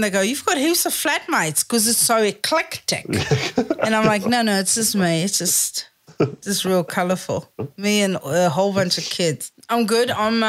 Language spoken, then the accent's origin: English; South Africa; Like, I think as a South African, I think we are all heightened because we are fucking ready.